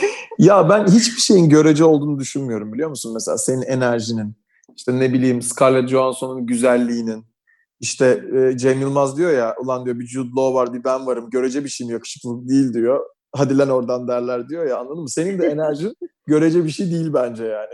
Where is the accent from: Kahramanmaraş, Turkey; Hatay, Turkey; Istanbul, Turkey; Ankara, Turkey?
Istanbul, Turkey; Aynı yerlerde büyümüşüz hep. Ben de lisem Üsküdar civarlarındaydı.